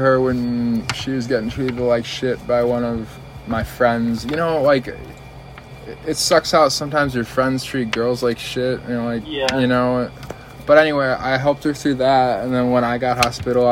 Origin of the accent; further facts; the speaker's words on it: River Forest, Illinois, United States; I grew up in a suburb right on the border of the west side of Chicago called River Forest